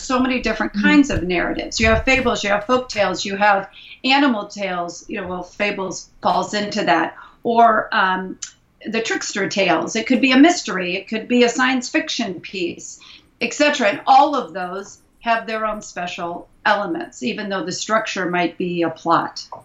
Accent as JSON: {"language": "English", "town": "Indianapolis", "region": "Indiana", "country": "United States", "moved": "yes", "lives_now": "San Francisco Bay Area, United States", "said": "I'm originally from Indianapolis, Indiana, but I've been living in the San Francisco Bay Area"}